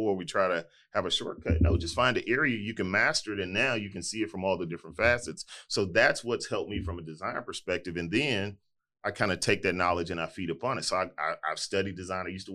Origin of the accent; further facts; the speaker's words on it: Houston, Texas, United States; So we ultimately moved to our house that we moved in that I grew up in Fifth Ward